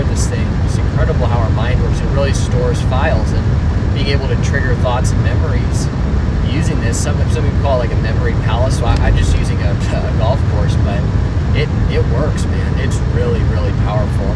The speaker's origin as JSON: {"language": "English", "town": "Alamo", "region": "California", "country": "United States", "tie": "born or raised there", "also_born_or_lived": "Dublin, California", "said": "And I grew up in a town called Alamo"}